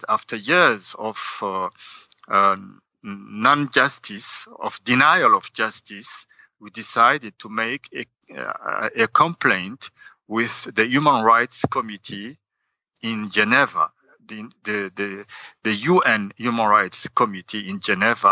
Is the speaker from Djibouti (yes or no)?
yes; Djibouti; moved away as an adult; now in Belgium; I went back home to Djibouti in January 13, 2013